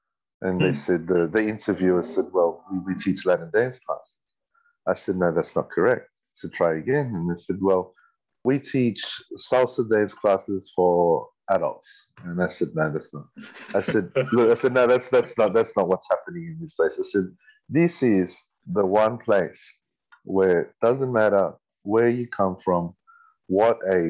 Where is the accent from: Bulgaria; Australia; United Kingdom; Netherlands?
Australia; Sydney, New South Wales; I was born here in Sydney, Camperdown Children's Hospital. Grew up in Petersham, that's the inner west Sydney